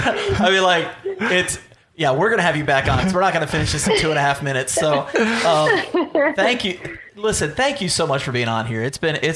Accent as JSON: {"language": "English", "country": "Germany", "tie": "born there", "said": "Oh, by the way, I've hiked all through Europe and I was born in Germany."}